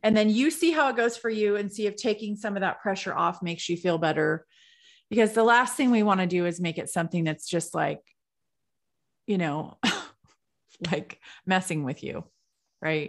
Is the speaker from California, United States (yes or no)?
yes; California, United States; I'm from California